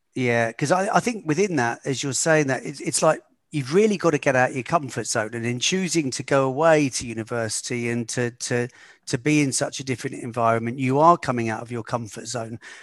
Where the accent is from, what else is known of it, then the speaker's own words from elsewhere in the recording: United Kingdom; moved away as an adult; also born or lived in London; growing up in a small town just outside of London